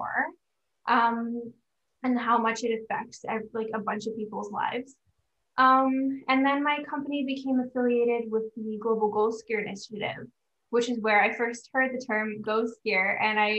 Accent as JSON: {"language": "English", "town": "Prince George", "region": "British Columbia", "country": "Canada", "tie": "born or raised there", "also_born_or_lived": "Victoria, British Columbia", "said": "I grew up in landlocked Northern British Columbia"}